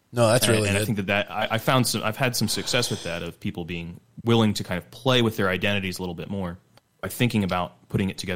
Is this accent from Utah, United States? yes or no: yes; Utah, United States; I come from Utah